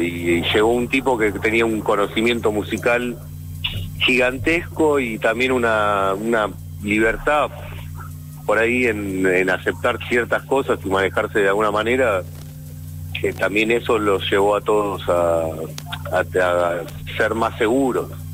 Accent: Hurlingham, Buenos Aires Province, Argentina; yo soy de Burlingame

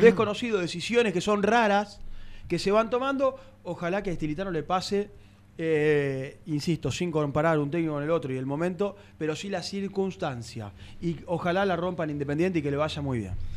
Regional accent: Argentina; como argentinos

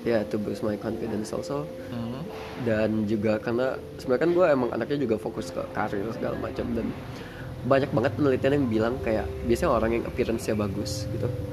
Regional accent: Lampung, Indonesia; now in Yogyakarta, Indonesia; gue dari Lampung

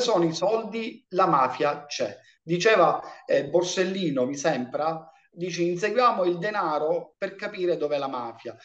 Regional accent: Riesi, Sicily, Italy; now in Agrigento, Italy; io vengo dalla provincia di Caltanissetta, un paese piccolino di 11.000 abitanti che è Riesi

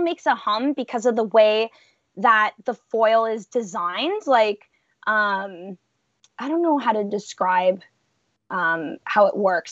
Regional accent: Welland River, Ontario, Canada; born or raised there

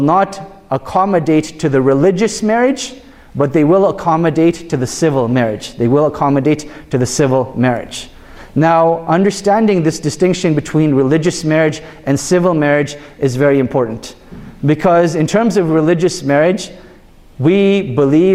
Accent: Canada; I was born and raised in Canada

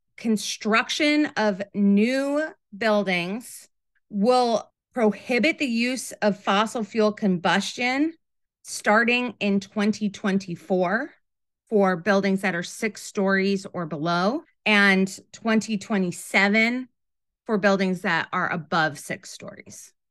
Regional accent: Rochester, New York, United States; moved away as an adult; also born or lived in Ithaca, New York; now in New York City, United States; I grew up in Rochester, New York

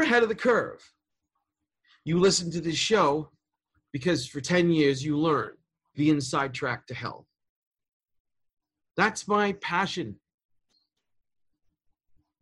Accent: New York City, New York, United States; I'm from Queens. Elmhurst. I was born in that hospital

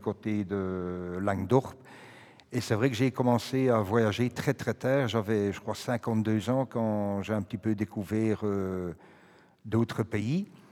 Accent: Brussels, Brussels-Capital Region, Belgium; quand j'étais à l'école à Saint-Gilles, au collège Saint-Gilles

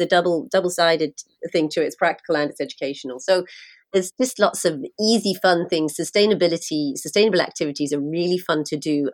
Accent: London, United Kingdom; now in Ireland; I'm from London

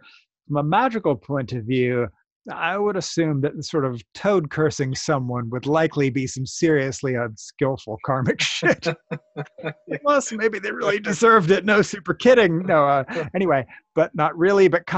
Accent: United States; as we Americans say it

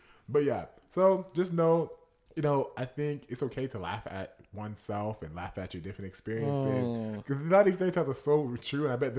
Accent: Houston, Texas, United States; I'm from Houston, but my family's from Sierra Leone.

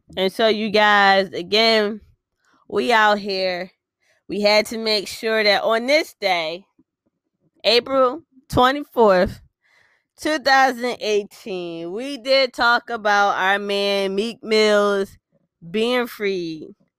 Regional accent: Philadelphia, Pennsylvania, United States; we are from West Philly, Philly all day, every day out here

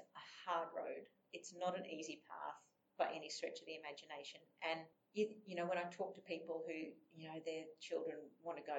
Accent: Toowoomba, Queensland, Australia; also born or lived in Brisbane / Sydney; I grew up in Toowoomba

